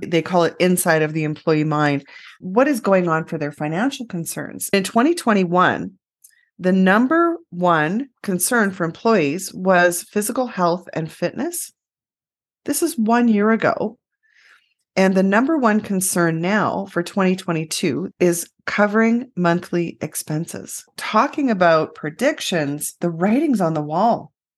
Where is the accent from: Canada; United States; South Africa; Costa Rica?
Canada; We're so Canadian.